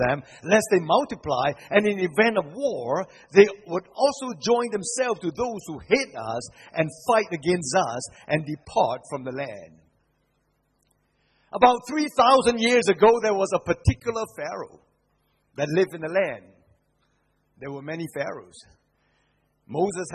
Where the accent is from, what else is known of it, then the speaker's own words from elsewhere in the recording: Singapore; I come from Singapore